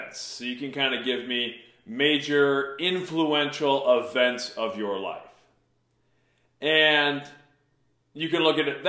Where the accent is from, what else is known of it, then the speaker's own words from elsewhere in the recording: Mason City, Iowa, United States; from birth to 11 years old, I grew up on the North End of Mason City